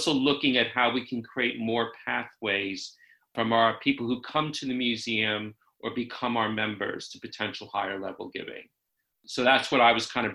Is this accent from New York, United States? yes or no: yes; New York City, New York, United States; moved away as an adult; also born or lived in San Francisco / London; now in United Kingdom; I actually grew up in New York City